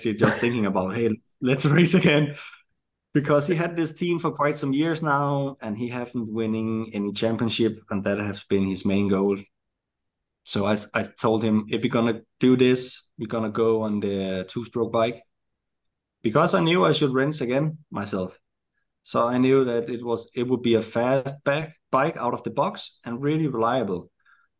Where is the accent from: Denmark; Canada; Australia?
Denmark; also born or lived in United States